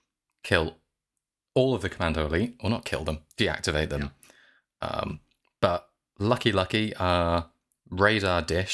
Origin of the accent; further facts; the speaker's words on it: Birmingham, West Midlands, United Kingdom; I'm from Birmingham, so I'm allowed to say it.